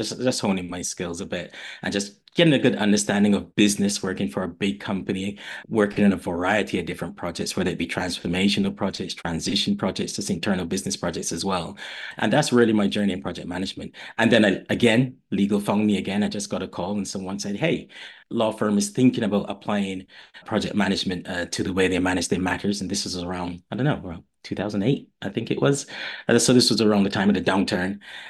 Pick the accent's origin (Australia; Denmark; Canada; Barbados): Barbados; moved away as an adult; also born or lived in London, United Kingdom; now in United Kingdom; I'm a Londoner, but I grew up in Barbados. My mother's from Barbados, and I went back to Barbados probably when I was like 2 or 3 years old, and that's where I grew up.